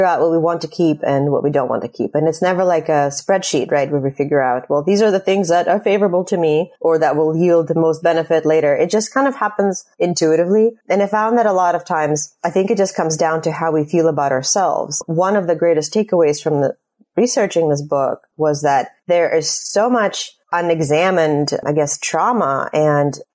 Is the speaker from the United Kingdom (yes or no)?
no; Russia; moved away; I'm immigrating from Russia